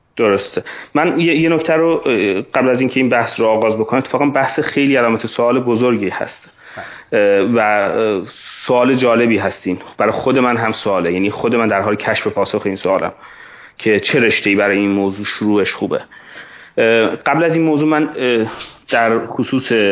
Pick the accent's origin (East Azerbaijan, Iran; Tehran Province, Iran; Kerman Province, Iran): East Azerbaijan, Iran; Hadishahr; moved away as an adult; also born or lived in Tabriz; now in United States; گرگر یه شهری هست نزدیک جلفا هست که الان عملا هادی شهر هم خطاب میشه